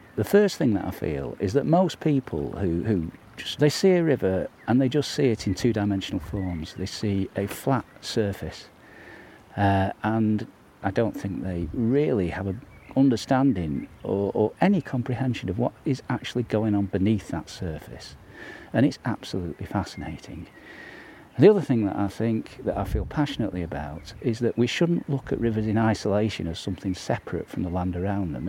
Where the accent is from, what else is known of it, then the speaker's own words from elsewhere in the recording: New Mills, East Midlands, United Kingdom; my hometown of New Mills